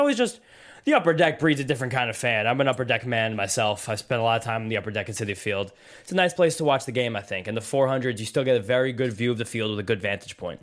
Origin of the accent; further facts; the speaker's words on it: New York City, New York, United States; when I was an infant growing up in Brooklyn